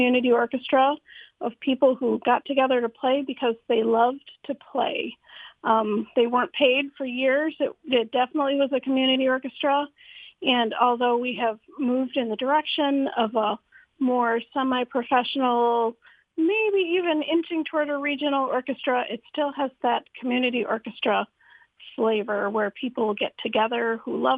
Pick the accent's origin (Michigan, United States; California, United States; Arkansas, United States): Michigan, United States; Holland; I grew up in Holland, went away to school to study music, and came back